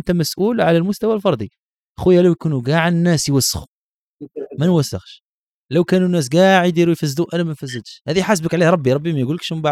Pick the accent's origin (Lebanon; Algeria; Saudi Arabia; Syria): Algeria; الشبكه هنا عندنا في الجزائر كبيره ديامتر كبير